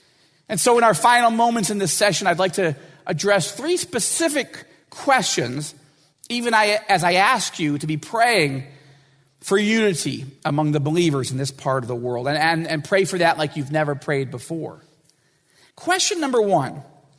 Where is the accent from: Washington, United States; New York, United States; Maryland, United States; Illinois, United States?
Washington, United States; And I know this will sound like I'm from Washington, and I am.